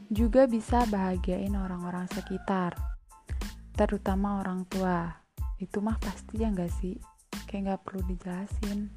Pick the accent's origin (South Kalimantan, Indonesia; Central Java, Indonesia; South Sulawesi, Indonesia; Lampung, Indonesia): Lampung, Indonesia; Aku berasal dari Kabupaten Waikanan Lampung, lebih tepatnya di Kecamatan Pakuan Ratu.